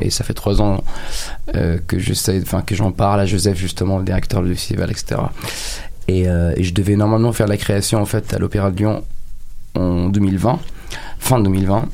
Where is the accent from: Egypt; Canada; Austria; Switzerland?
Egypt; moved away as an adult; now in France; j'ai grandi en Égypte et je me suis construit en France.